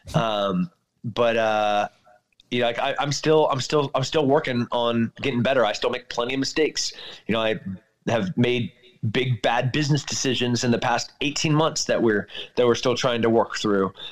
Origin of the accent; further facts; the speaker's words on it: California, United States; moved away; I'm, I'm from California